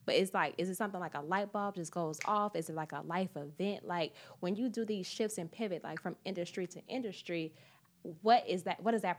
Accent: Midwest, United States; AA, I'm from the Midwest too.

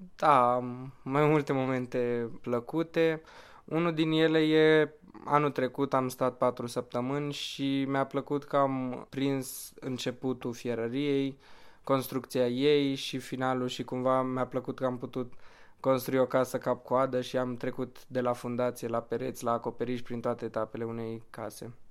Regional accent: Bucharest, Romania; sunt din București, am 23 de ani și vin de 4 ani

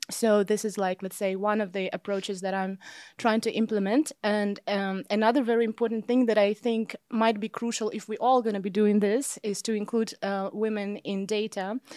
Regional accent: Kazakhstan; moved away as an adult; also born or lived in Vienna / Los Angeles / Rome; now in Amsterdam, Netherlands; I'm originally from Kazakhstan, where I also was growing up and where I also got my bachelor's degree.

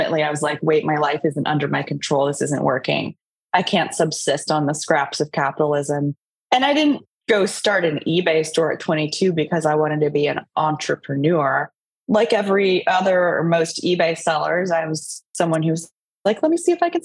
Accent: Sacramento, California, United States; also born or lived in San Diego, California; I grew up mostly in Sacramento. I was born in San Diego

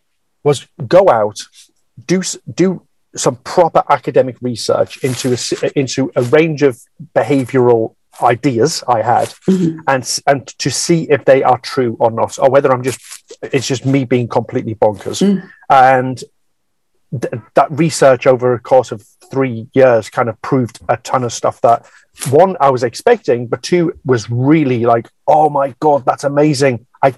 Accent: North East England, United Kingdom; accent: northeast; moved away; my accent, my northeast accent has calmed down a lot. It was very strong when I first went down south, and I remember just being abused, as in almost bullied by people for being from the Northeast.

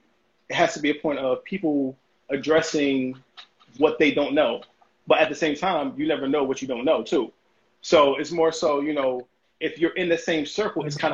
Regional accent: United States; I'm American

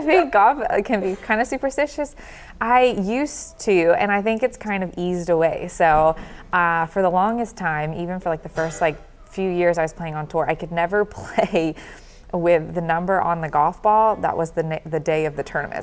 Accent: the South, United States; I'm from the South

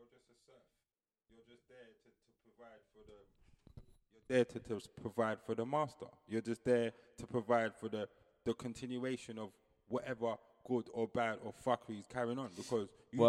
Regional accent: Jamaica; now in England, United Kingdom; No, I'm from Jamaica. That's what I say. Anybody that keeps I just say I live in England.

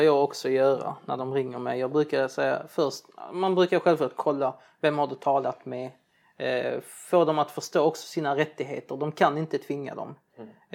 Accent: Sweden; Jag är från Libanon, arab min fru från Turkiet eller har turkiskt ursprung. Men vi är båda uppväxta här i ett svenskt samhälle

